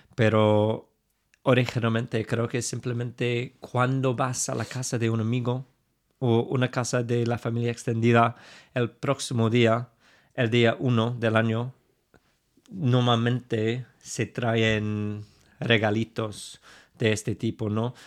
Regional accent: England, United Kingdom; accent: super English; Spanish is a second language; claramente tengo un acento súper inglés

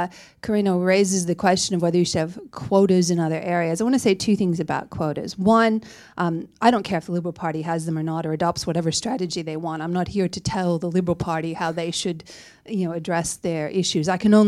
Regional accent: New South Wales, Australia; I'm from the New South Wales, right?

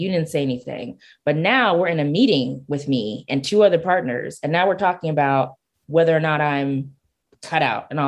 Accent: Nigeria; I'm Nigerian

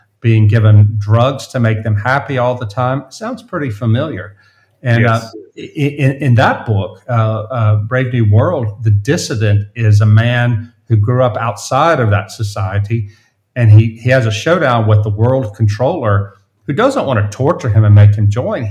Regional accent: South Louisiana, United States; moved away; the town I grew up in South Louisiana, a little town on the Mississippi River, 2,000 people

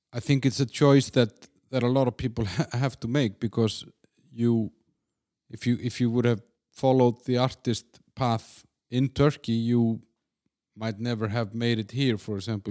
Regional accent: Iceland; my home country in Iceland

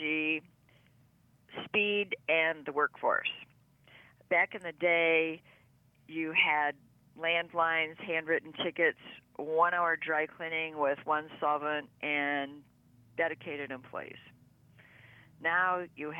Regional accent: Burton, Michigan, United States; also born or lived in Flint, Michigan / Clio, Michigan; I was born in the Flint area. I grew up in a small suburb outside of Flint called Burton

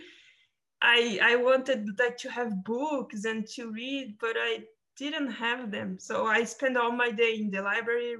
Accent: São Paulo, Brazil; moved away; I came from Brazil, from São Paulo, in the countryside

